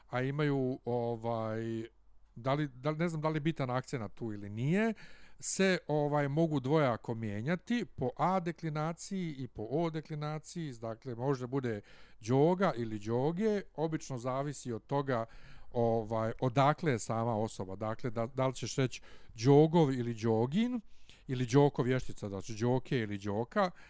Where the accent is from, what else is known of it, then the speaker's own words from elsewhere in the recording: Bosnia & Herzegovina; Pa ja sam iz Bosne